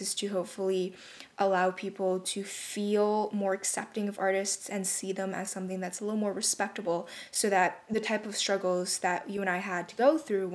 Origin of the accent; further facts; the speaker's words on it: Canada; we're both from Canada